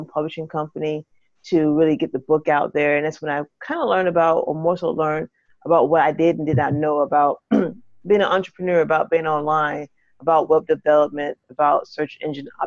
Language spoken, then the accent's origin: English; St. Petersburg, Florida, United States; now in Atlanta, United States; I hail from Atlanta, but originally from Florida, Tampa, St. Petersburg, to be exact